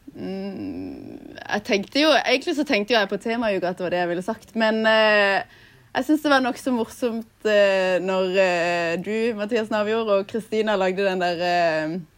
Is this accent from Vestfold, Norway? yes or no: no; Lindesnes, Agder, Norway; Nå har jeg vært hjemme i Lindesnes i fire uker cirka.